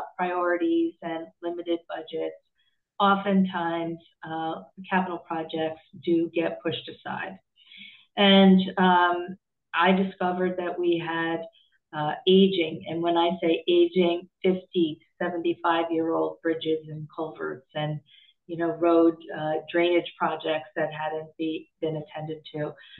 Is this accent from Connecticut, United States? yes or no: yes; Hamden, Connecticut, United States; also born or lived in West Haven; Well, it's a little bit like coming home for me. I grew up in Hamden and West Haven.